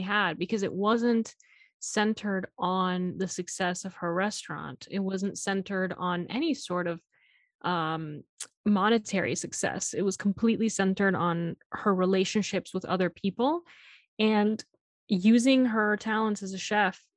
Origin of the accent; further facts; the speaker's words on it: Miami, Florida, United States; I'm from Miami